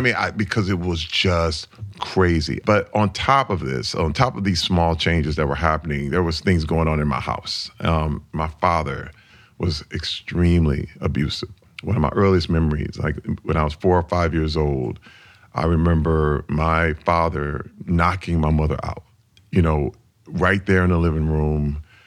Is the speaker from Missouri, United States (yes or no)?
no; Flint, Michigan, United States; I grew up in Flint, Michigan in nineteen sixty-eight. That was when I was born